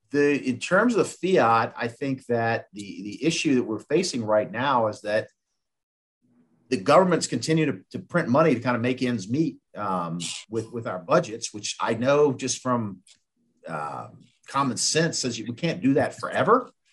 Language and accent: English; Richmond, Virginia, United States; So my good friend who lives out in California, I grew up with him in Richmond.